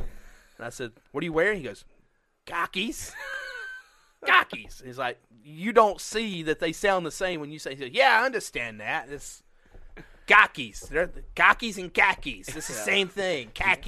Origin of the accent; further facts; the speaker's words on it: Alabama, United States; And I said, Alabama. And he said, born and raised? I said, born, raised, and still living there. And he said, you don't sound like you're from Alabama.